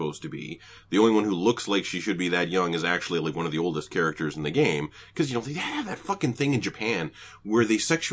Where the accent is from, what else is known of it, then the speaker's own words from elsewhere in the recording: Canada; I was raised in Canada.